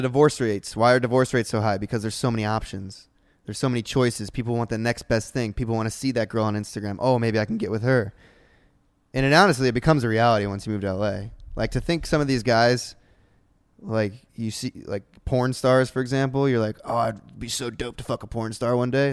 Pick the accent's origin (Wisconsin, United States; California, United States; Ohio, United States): Ohio, United States; now in Los Angeles, United States; I was from Ohio, and all I knew was Ohio, and then I moved out here